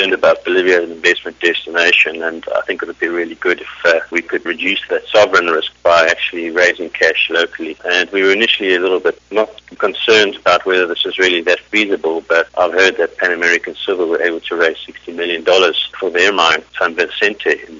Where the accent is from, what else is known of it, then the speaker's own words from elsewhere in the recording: South Africa; moved away; I'm South African originally